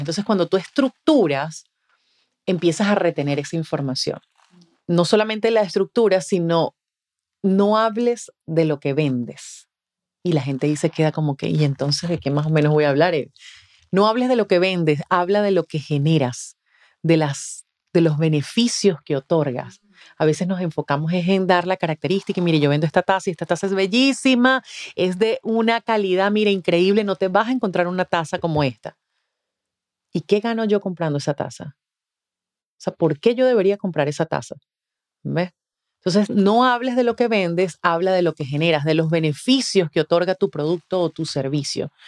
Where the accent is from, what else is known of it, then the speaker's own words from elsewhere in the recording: the Venezuelan Andes, Venezuela; moved away; en Venezuela, yo soy de los Andes, que es la zona eh, donde cae nieve